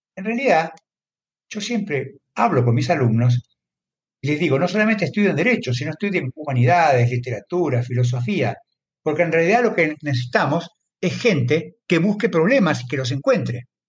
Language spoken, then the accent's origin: Spanish; Argentina; En mi país, por ejemplo, en Argentina